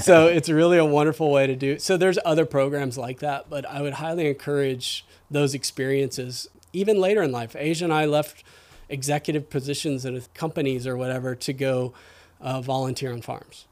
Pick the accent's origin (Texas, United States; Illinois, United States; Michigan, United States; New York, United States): Texas, United States; Houston; moved away as an adult; also born or lived in Austin, Texas / Northern California; now in Whidbey Island, United States; I grew up in Houston and then moved to, spent most of my adult life in Austin.